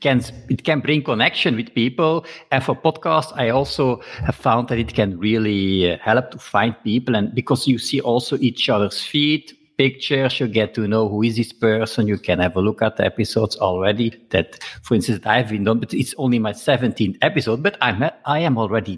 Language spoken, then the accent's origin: English; Belgium; English is a second language; I am from Belgium, but I meet people from all over the world.